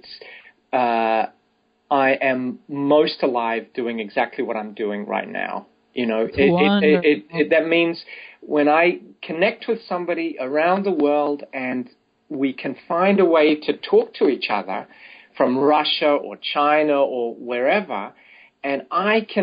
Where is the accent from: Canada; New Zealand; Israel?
New Zealand; moved away as an adult; also born or lived in Australia / United States / England / India; now in Berlin, Germany; my first 21 years in New Zealand